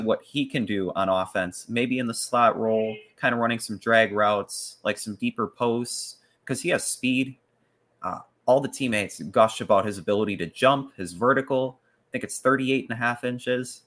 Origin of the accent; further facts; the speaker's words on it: Milwaukee, Wisconsin, United States; Milwaukee Bucks, my hometown basketball team